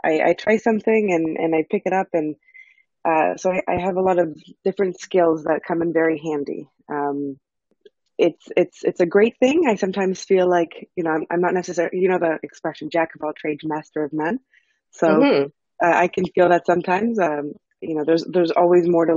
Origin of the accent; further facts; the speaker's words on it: Canada; I grew up in Canada.